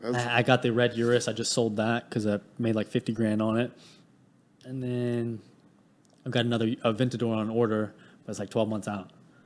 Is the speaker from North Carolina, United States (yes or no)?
yes; High Point, North Carolina, United States; Yeah, so I grew up in High Point, North Carolina. It's a very small, well, not small town, but it's a very low income area.